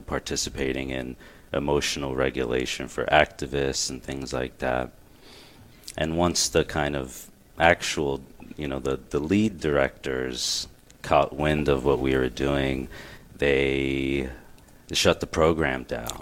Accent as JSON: {"language": "English", "town": "Glen Burnie", "region": "Maryland", "country": "United States", "tie": "born or raised there", "also_born_or_lived": "Miami", "said": "I was born in Miami, but I grew up around here in Glen Burnie"}